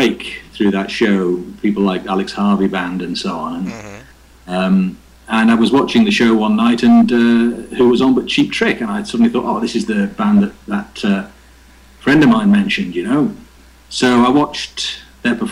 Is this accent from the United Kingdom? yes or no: yes; Liverpool, North West England, United Kingdom; moved away as an adult; also born or lived in Germany; now in Scotland, United Kingdom; I was born in Liverpool in 1957.